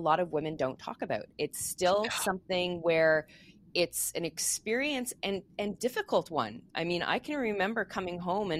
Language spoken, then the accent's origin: English; Quebec, Canada; moved away; I grew up in Quebec, so I speaking French and English, so I mix my idioms all the time.